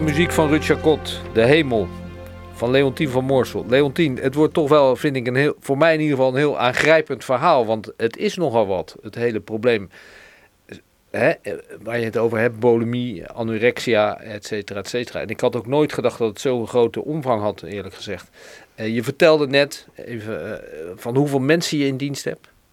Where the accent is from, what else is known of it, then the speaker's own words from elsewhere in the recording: Rotterdam, South Holland, Netherlands; wij als Rotterdammers